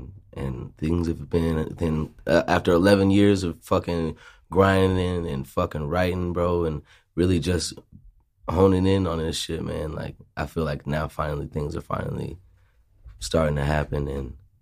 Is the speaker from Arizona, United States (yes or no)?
yes; Phoenix, Arizona, United States; I was born in Maryville. I grew up on 75th and Indian School